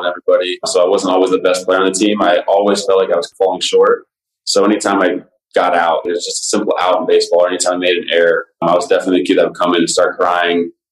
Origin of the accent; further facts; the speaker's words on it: Las Vegas, Nevada, United States; Growing up in the Vegas area